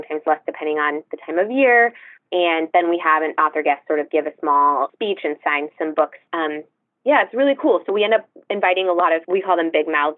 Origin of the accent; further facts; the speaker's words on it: California, United States; moved away as an adult; also born or lived in London; I'm from California